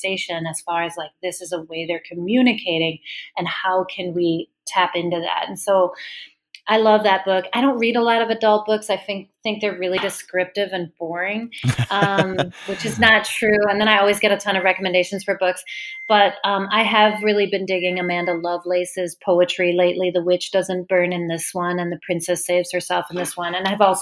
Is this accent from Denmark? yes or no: yes; Denmark; moved away; I'm from Denmark